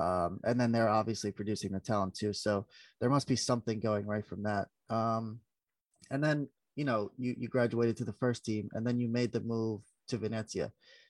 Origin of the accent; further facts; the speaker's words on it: New York, United States; I'm from New York.